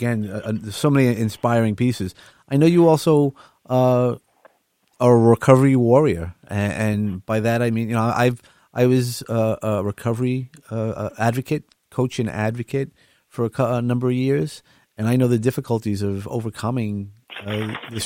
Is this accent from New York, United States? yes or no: yes; New York City, New York, United States; now in Long Island, United States; I grew up in Brooklyn, so the sounds and the smells of the ocean are always prevalent